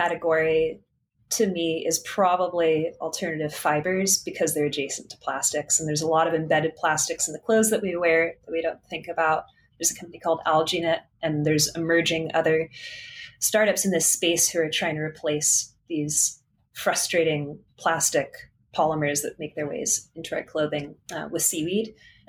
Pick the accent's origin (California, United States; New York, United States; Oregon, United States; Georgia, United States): California, United States; that just totally felt at odds with growing up in California next to the ocean